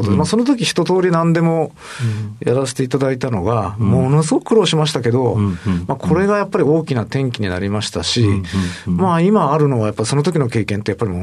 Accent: Fukuoka, Japan; 九州の福岡、博多でございます。

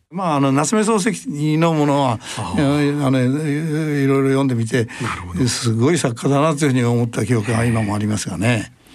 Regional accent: Tokyo, Japan; also born or lived in Ishioka, Ibaraki; 生まれは東京都五反田ですね

